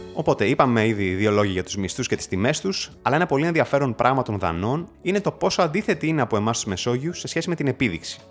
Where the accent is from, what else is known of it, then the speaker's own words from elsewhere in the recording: Greece; moved away; also born or lived in Berlin, Germany; στην πατρίδα μου